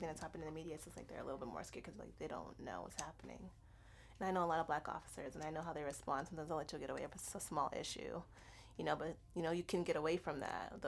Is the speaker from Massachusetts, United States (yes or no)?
yes; Boston, Massachusetts, United States; I grew up in Boston my entire life